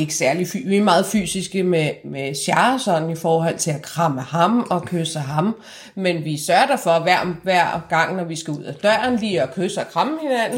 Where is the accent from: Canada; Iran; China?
Iran; now in Denmark; mig som iraner